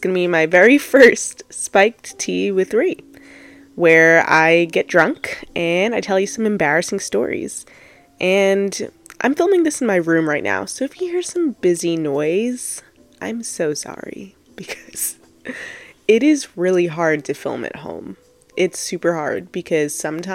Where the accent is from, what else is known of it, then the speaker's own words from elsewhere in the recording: Long Island, New York, United States; I'm from Long Island, New York